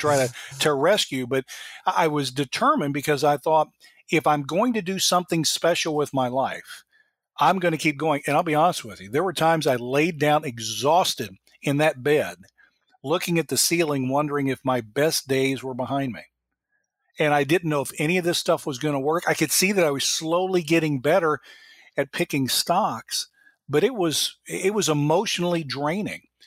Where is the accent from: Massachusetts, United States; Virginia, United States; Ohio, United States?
Ohio, United States; Dayton; moved away as an adult; also born or lived in Monroe, Louisiana / Florence, Alabama / Cincinnati; finally up to the Dayton area, where I got to be the general manager back in my hometown for Northwest Airlines